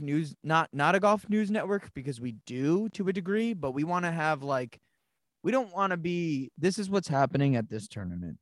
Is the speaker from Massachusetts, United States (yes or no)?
yes; Monson, Massachusetts, United States; I grew up in Munson, Massachusetts